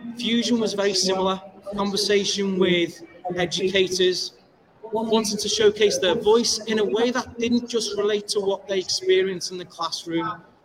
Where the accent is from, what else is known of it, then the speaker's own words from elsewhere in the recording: Liverpool, North West England, United Kingdom; I hail from Liverpool, UK